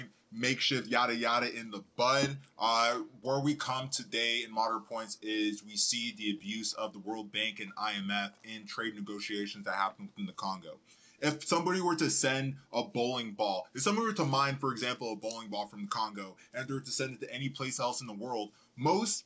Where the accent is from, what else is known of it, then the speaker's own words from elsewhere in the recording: Colorado, United States; also born or lived in Dallas, Texas; I was born in Dallas, Texas, and I grew up in Colorado